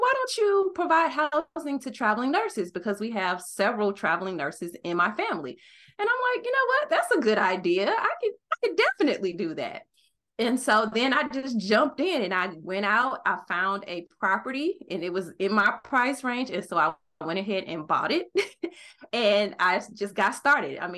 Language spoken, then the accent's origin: English; St. Louis, Missouri, United States; moved away; also born or lived in Arizona; I decided to move back to my hometown of St. Louis, Missouri